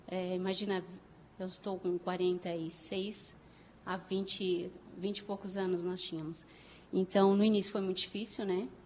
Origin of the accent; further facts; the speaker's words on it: Porto Alegre, Rio Grande do Sul, Brazil; E aí, me formei, ah, sou de Porto Alegre, sou gaúcha da capital.